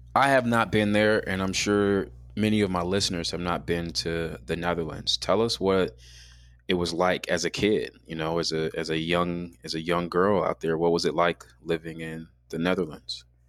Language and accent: English; Chicago, Illinois, United States; now in Tempe, United States; growing up in Chicago